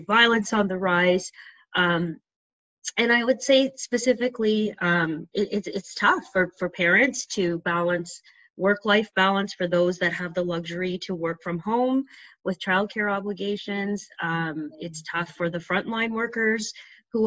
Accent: Trinidad & Tobago; we're from Trinidad

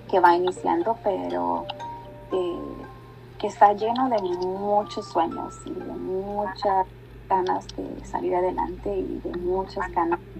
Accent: Mexico; Soy una mexicana, bien mexicana

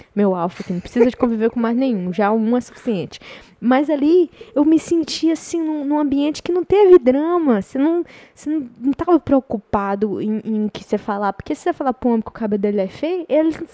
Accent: Goiás, Brazil; moved away

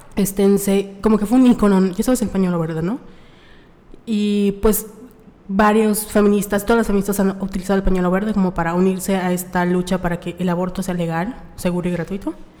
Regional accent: Mérida, Yucatán, Mexico; somos de Mérida, Yucatán

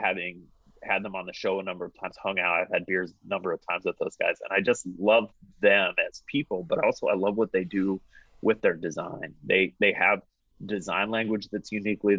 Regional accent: Portland, Oregon, United States; Foster is the road that I grew up on in Portland

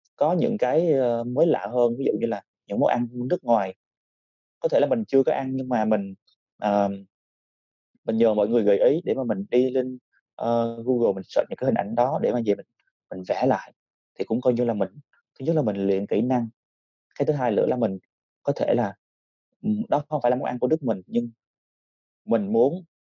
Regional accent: Vietnam; mình mình là một người Việt Nam

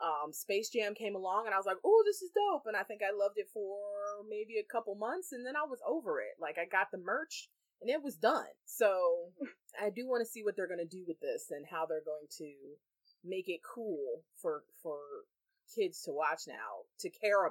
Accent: Cleveland, Ohio, United States; we're from Cleveland, or Crystal and I are.

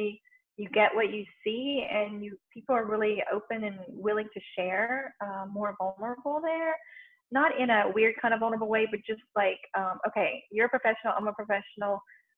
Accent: Louisiana, United States; I'm born and raised in Louisiana in the middle of Cajun French culture.

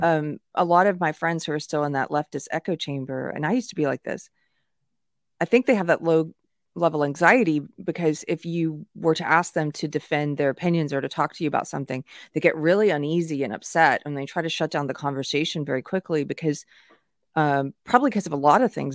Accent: South Carolina, United States; moved away; I'm from South Carolina originally

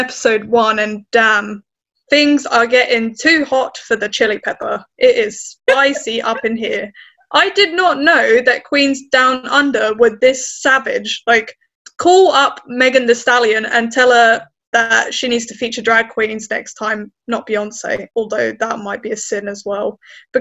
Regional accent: United Kingdom; as a British person

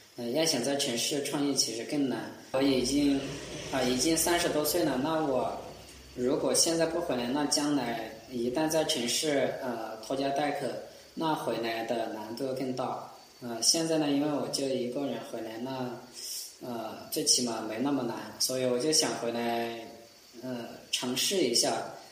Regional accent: Sichuan, China; moved away as an adult; also born or lived in Guangdong; 之前在，有在广东工作，然后两年前回到，呃，四川老家

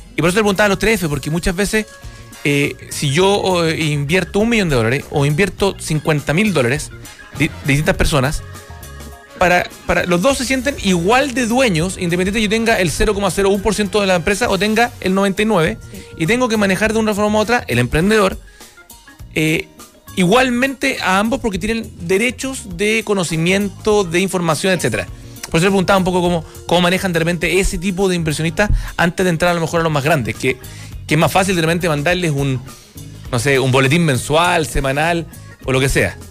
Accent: Chile; como chileno

